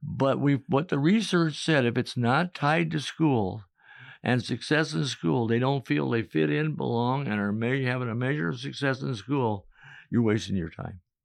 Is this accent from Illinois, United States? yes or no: yes; Chicago, Illinois, United States; moved away as an adult; also born or lived in New York; now in Manhattan, Kansas, United States; I was from Chicago